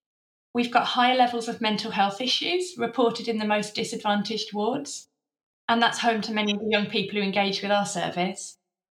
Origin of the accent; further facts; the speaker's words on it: London, United Kingdom; Growing up in London, it wasn't something you ever had to think about.